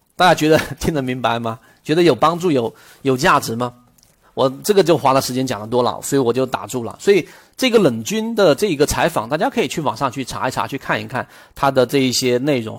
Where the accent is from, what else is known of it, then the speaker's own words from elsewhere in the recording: China; 我们中国人永远都不会做口香糖这么个东西